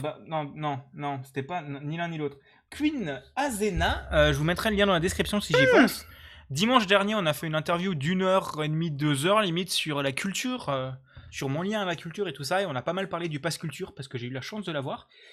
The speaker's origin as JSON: {"language": "French", "area": "Lorraine", "region": "Grand Est", "country": "France", "moved": "yes", "lives_now": "Alsace, France", "said": "je suis Lorrain et même pas Alsacien."}